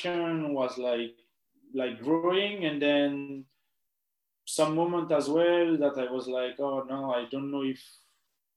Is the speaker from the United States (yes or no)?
no; Pantin, Île-de-France, France; English is a second language; moved away as an adult; also born or lived in Guadeloupe / Edinburgh; I'm from Pantin, and Pantin is in the Saint-Denis district, Saint-Denis district